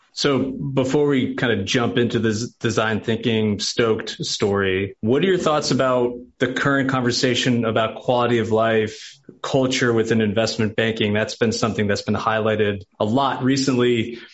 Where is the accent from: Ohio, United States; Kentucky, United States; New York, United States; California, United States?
New York, United States; moved away as an adult; now in Nashville, United States; I'm a New Yorker who married a Nashville girl